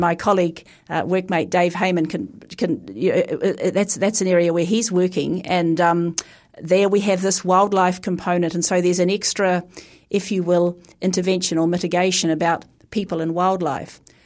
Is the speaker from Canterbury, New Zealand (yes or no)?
yes; Christchurch, Canterbury, New Zealand; as a Pākehā Kiwi growing up in Christchurch